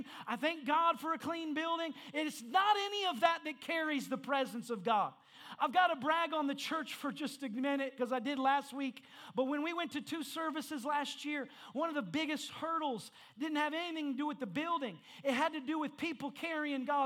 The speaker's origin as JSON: {"language": "English", "region": "Indiana", "country": "United States", "said": "I'm from Indiana."}